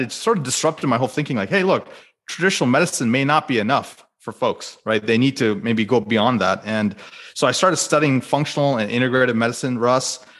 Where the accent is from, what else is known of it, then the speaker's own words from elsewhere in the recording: United States; as an Indian American